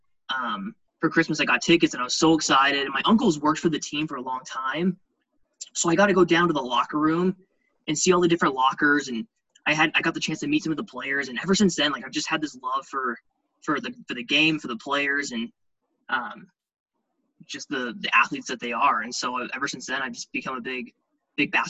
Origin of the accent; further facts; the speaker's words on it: Phoenix, Arizona, United States; moved away as an adult; now in Idaho, United States; also from Phoenix, grew up in Arizona whole life